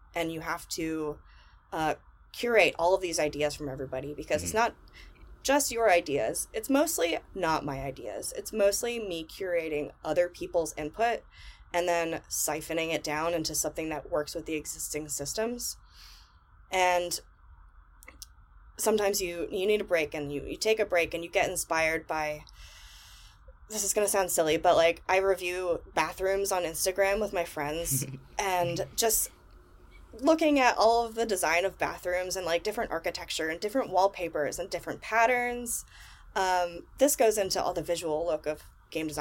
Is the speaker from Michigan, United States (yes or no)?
no; Florida, United States; moved away as an adult; also born or lived in San Francisco Bay Area, California; now in Texas, United States; I grew up in Florida on the beach side